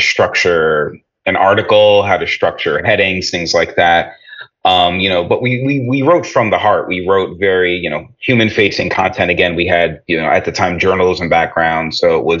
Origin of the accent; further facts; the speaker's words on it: New Jersey, United States; as you might be able to tell by my accent, I grew up in the New York area, grew up in New Jersey